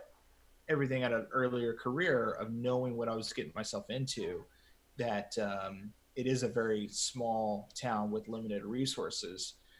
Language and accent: English; San Angelo, Texas, United States; So I was actually asked to be a news director in my hometown, San Angelo.